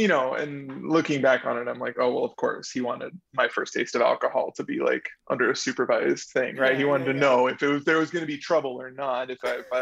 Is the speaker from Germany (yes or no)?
no; La Habra, California, United States; living in Southern California, especially growing up in La Habra